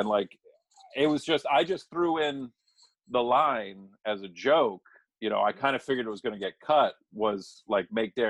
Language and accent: English; New England, United States; we grew up in New England